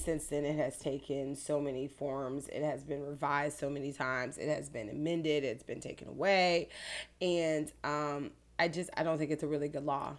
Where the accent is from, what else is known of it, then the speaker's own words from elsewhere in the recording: Clearwater, Florida, United States; I grew up in Clear Water